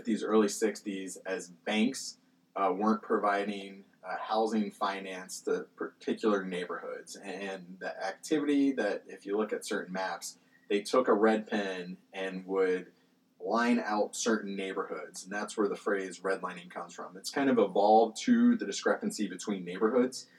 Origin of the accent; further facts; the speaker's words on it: Columbus, Ohio, United States; also born or lived in Richmond, Virginia; born and raised in Columbus